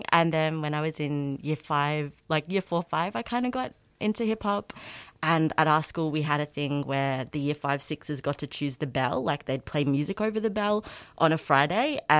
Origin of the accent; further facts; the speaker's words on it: Melbourne, Victoria, Australia; also born or lived in Northern England; I'm from Australia. I'm Aboriginal and English, and I grew up in England.